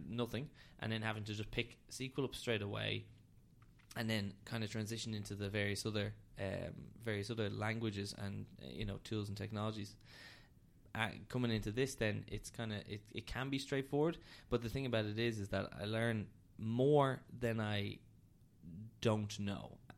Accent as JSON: {"language": "English", "town": "Dublin", "region": "Leinster", "country": "Ireland", "tie": "born or raised there", "said": "I'm from Dublin. Um, lived in Hoath pretty much my whole life."}